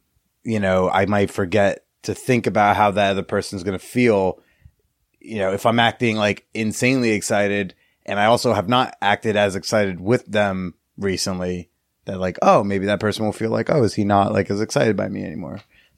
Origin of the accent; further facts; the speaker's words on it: London, United Kingdom; no big deal, but I grew up in London, so it's a big deal?